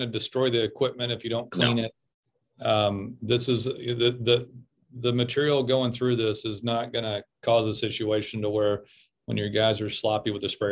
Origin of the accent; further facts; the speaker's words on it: Texas, United States; I'm from Texas